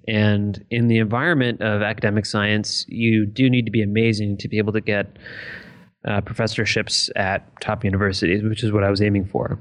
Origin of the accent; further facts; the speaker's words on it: Detroit, Michigan, United States; growing up in the Detroit metro area